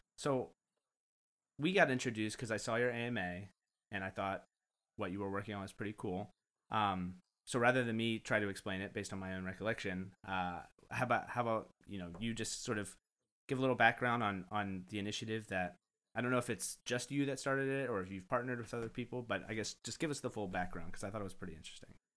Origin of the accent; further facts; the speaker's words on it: United States; me being ignorant American